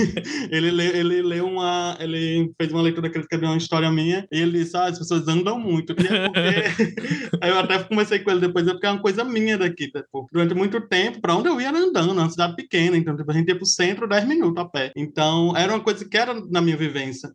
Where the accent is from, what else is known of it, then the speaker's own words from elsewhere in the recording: Rio Grande do Norte, Brazil; sou do Rio Grande do Norte